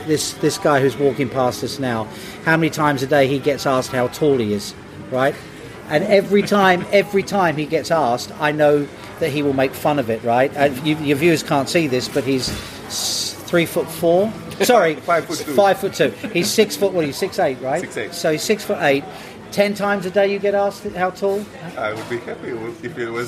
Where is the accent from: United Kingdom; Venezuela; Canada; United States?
United Kingdom; I'm British